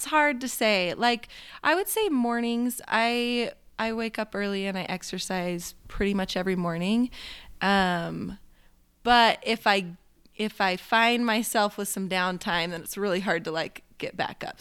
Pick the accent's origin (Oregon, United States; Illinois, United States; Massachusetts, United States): Oregon, United States; moved away as an adult; now in Utah, United States; I grew up in Oregon, um, and that's where the Tillamook Cheese Factory is